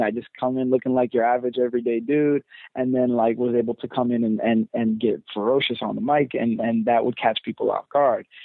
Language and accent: English; London, United Kingdom; I was born in London, so I'm I'm British at heart